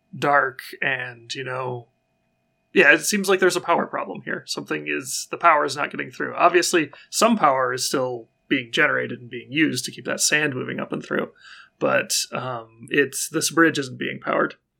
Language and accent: English; United States; I'm an American